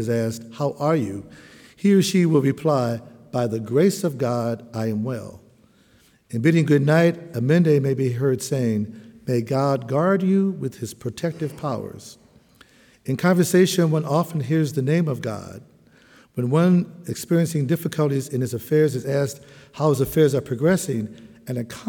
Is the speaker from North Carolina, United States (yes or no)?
no; Chicago, Illinois, United States; as a young man growing up in Chicago